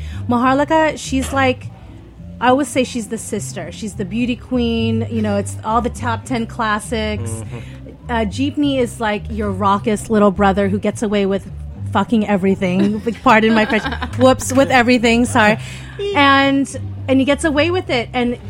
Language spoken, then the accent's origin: English; Philippines; it was all of our love about being Filipino